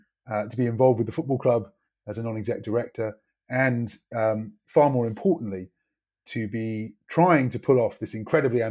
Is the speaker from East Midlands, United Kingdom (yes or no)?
no; Newcastle upon Tyne, North East England, United Kingdom; moved away as an adult; also born or lived in Sunderland; grew up in Newcastle.